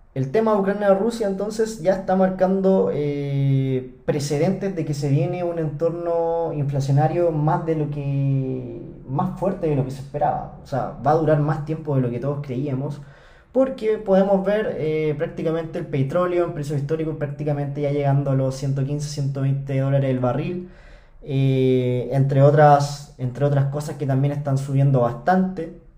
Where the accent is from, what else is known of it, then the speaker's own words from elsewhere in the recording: Chile; acá en Chile, en mi país